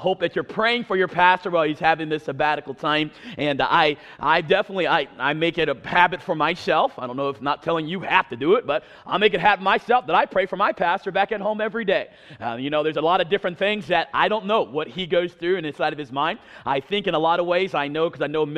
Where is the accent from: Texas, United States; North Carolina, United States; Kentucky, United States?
North Carolina, United States; eastern; I'm from North Carolina. I sound nothing like it because I grew up on the East Coast by the beach.